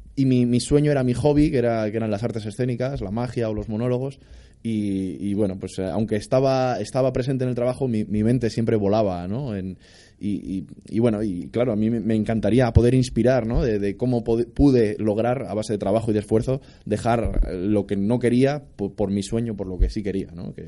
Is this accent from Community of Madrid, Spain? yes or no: yes; Madrid, Community of Madrid, Spain; soy de Madrid de toda la vida